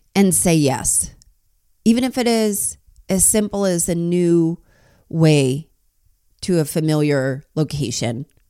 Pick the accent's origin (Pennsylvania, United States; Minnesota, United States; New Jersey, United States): New Jersey, United States; I grew up in New Jersey too